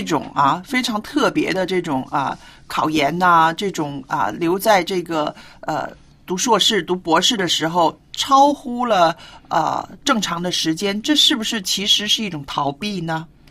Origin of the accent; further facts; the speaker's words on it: China; 我们中国人的这个观念